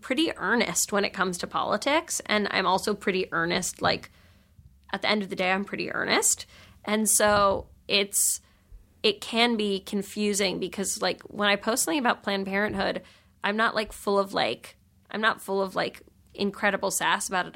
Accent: New York, United States; I grew up in New York

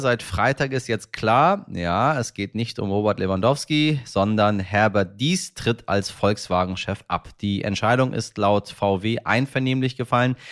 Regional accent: Germany; bei uns in Deutschland

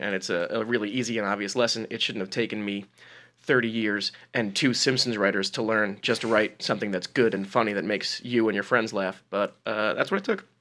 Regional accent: New Jersey, United States; I grew up in New Jersey

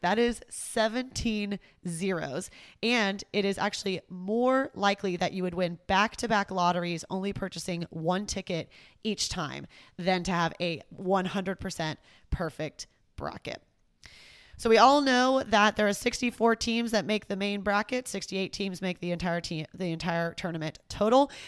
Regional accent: Houston, Texas, United States; my hometown, Houston, Texas

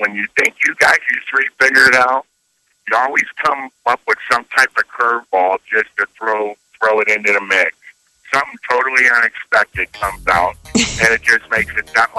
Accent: Chicago, Illinois, United States; moved away; I'm originally from Chicago.

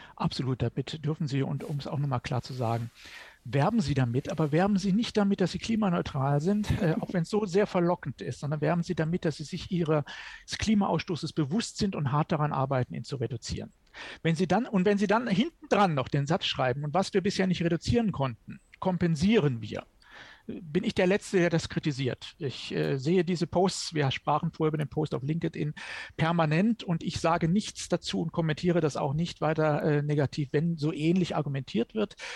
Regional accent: Germany; bei uns in Deutschland

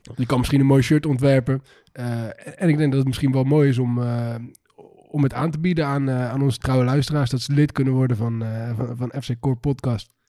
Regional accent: Netherlands; wij als Nederlanders

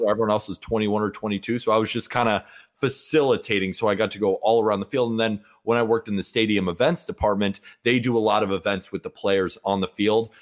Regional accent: Santa Barbara, California, United States; also born or lived in Staten Island, New York; I was born in Staten Island, but moved to Santa Barbara when I was about two years old

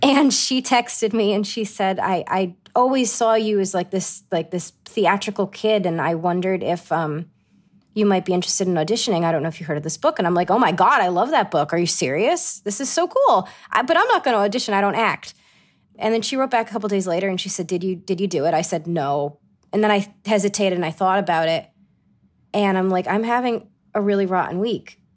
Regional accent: Johnston, Rhode Island, United States; accent: Rhode Island; moved away as an adult; also born or lived in East Greenwich, Rhode Island; grew up in Johnston. My parents are still in Johnston, and it was just a wonderful place to grow up.

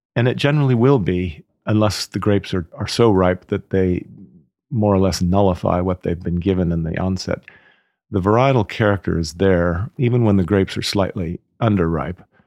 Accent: Oakland, California, United States; moved away as an adult; now in Napa Valley, United States; I was from Oakland, basically. So I'd never lived in, in the country

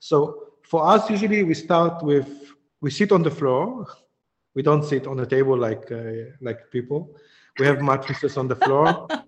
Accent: Djerba, Medenine, Tunisia; I come from Djerba, from the island in the south, which have a very, very old community, like thousands of years community.

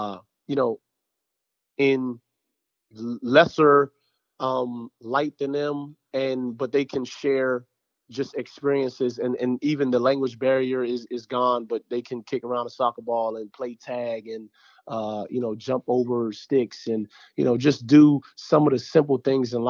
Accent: Jamaica; I'm Jamaican, too

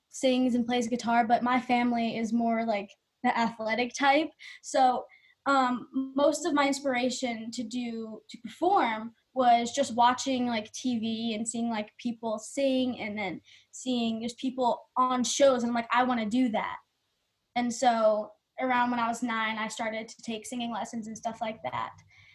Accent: New Jersey, United States; Yes, I was.

